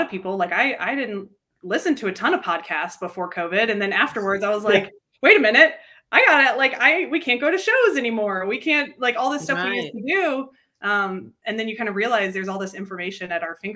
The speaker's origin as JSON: {"language": "English", "town": "Nashville", "region": "Tennessee", "country": "United States", "tie": "born or raised there", "also_born_or_lived": "Denver", "said": "I grew up in Nashville, born and raised here, and then went to college here too."}